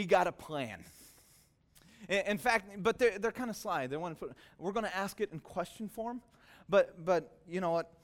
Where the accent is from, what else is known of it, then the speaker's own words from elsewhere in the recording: Soquel, California, United States; I grew up in SoCal, just over the hill from here